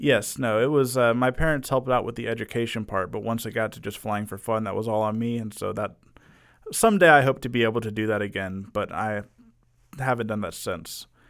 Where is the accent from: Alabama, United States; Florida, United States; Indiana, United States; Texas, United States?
Texas, United States; Arlington; been in Arlington all my life